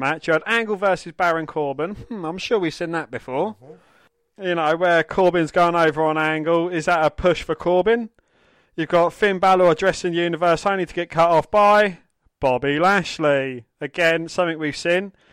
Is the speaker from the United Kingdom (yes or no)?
yes; England, United Kingdom; we are English